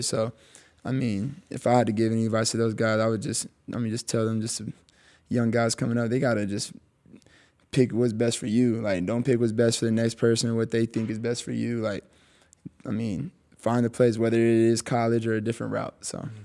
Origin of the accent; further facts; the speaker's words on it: Texas, United States; I was born in Texas, so, like, I just know how, like, the Texas love is